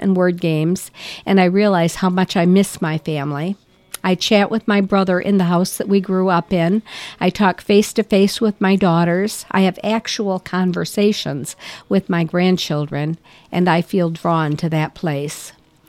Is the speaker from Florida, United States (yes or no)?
no; Lapeer, Michigan, United States; moved away as an adult; now in Beaver Island, United States; my hometown, Lapeer, Michigan. That's where I was raised and where my remaining siblings still live.